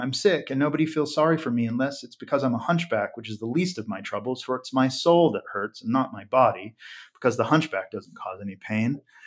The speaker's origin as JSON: {"language": "English", "region": "Western Slope of Colorado", "country": "United States", "said": "I'm from western, the western slope of Colorado."}